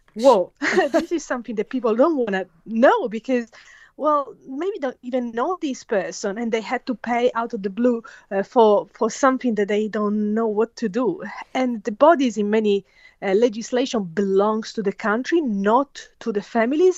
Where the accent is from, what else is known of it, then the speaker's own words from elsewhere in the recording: Italy; moved away as an adult; now in Australia; I was born and raised in Italy